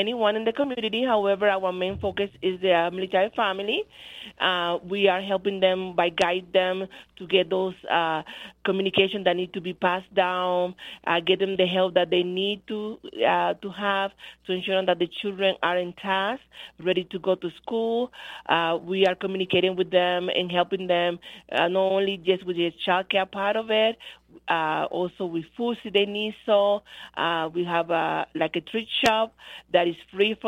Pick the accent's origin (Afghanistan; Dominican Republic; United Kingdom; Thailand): Dominican Republic; now in United States; I am from the Dominican Republic, so we don't celebrate Christmas as they celebrate it here.